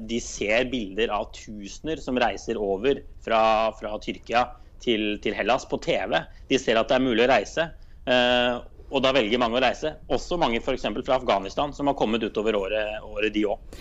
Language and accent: Norwegian; Drammen, Buskerud, Norway; moved away as an adult; now in Brussels, Belgium; for meg som er fra Drammen